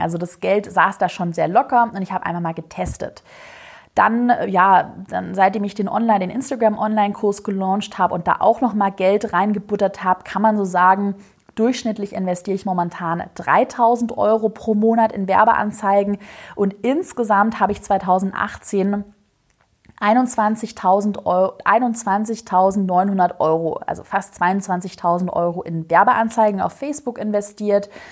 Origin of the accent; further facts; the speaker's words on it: Swabia, Germany; ich bin Schwabe